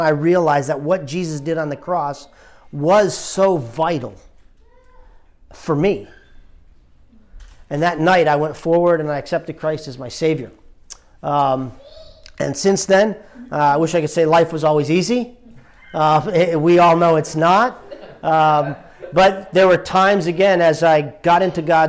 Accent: New Jersey, United States; moved away as an adult; also born or lived in Richmond, Virginia; now in Delaware, United States; I grew up actually in New Jersey.

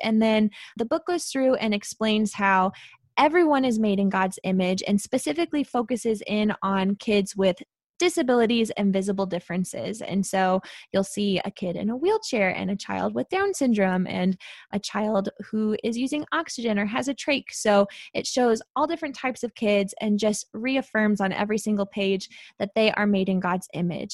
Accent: St. Louis, Missouri, United States; I live in Saint Louis. I always have. I was born and raised here

